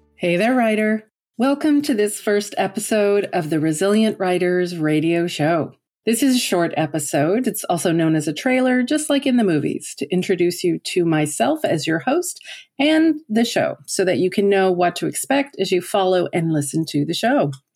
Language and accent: English; Newfoundland and Labrador, Canada; moved away as an adult; now in Ottawa, Canada; Although I've lived in Ottawa for thirty years now, I'm originally from Newfoundland on the east coast of Canada